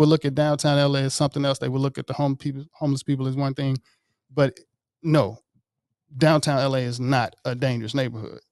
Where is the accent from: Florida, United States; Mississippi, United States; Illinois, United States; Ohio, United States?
Mississippi, United States; Jackson; moved away; also born or lived in Marietta, Georgia; I grew up playing cello in West Jackson